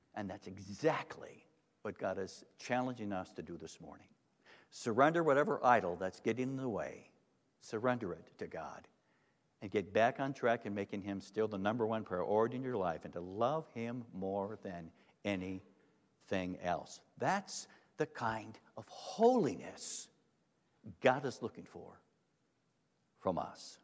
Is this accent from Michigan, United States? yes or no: yes; Holland, Michigan, United States; I grew up in Holland, Michigan